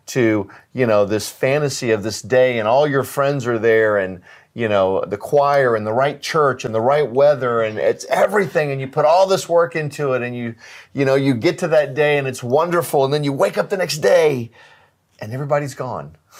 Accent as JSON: {"language": "English", "country": "United States", "said": "as an American"}